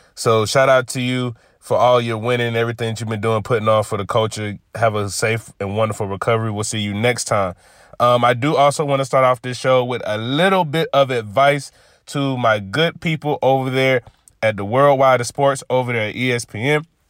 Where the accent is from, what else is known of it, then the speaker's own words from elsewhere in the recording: Georgia, United States; my home state